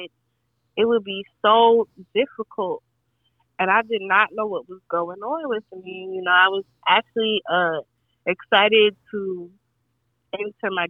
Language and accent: English; Newark, New Jersey, United States; I was born and raised in Newark